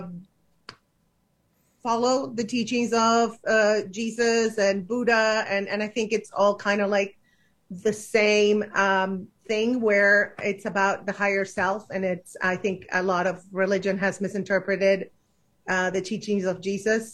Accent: Argentina; moved away as an adult; now in United States; I grew up in Argentina

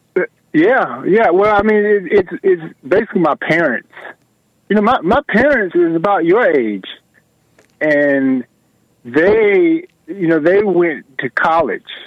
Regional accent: Atlanta, Georgia, United States; I am from Atlanta.

